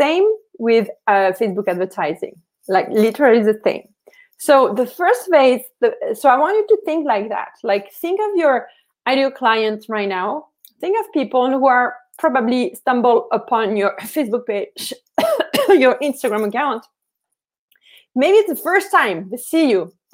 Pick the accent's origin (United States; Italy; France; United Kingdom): France; I'm from France